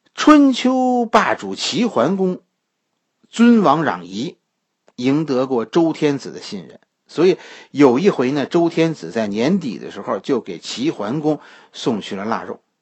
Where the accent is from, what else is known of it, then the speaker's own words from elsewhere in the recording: Beijing, China; 我们北京人